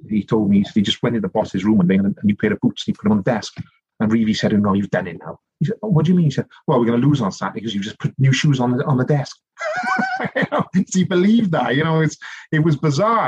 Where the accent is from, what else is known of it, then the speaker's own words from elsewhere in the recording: Rhondda Valleys, South Wales, United Kingdom; I grew up in a place called the Rhondda Valleys